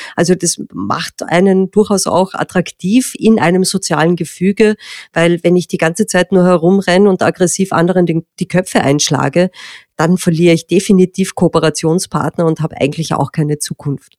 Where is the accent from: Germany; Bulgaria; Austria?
Austria; bei uns in Österreich, wo wir eine sehr stark landwirtschaftlich geprägte Gesellschaft haben